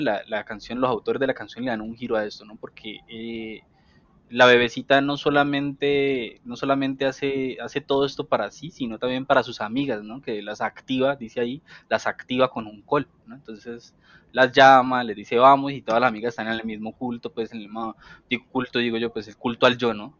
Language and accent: Spanish; Cali, Valle del Cauca, Colombia; vengo de Agua Blanca